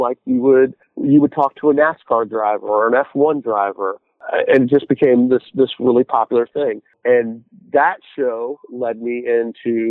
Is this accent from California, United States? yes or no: no; Arizona, United States; moved away; also born or lived in Indiana; I grew up in Arizona